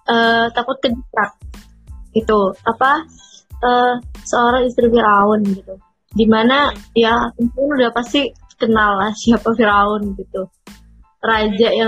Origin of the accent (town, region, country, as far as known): Jember, East Java, Indonesia